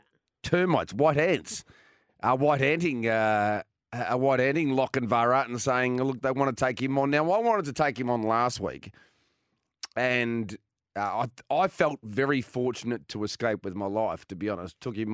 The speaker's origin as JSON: {"language": "English", "town": "Geelong", "region": "Victoria", "country": "Australia", "said": "I'm from Geelong."}